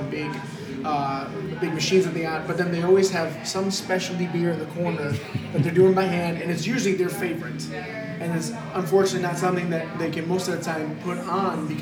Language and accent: English; Michigan, United States; from up north in Michigan, where I'm from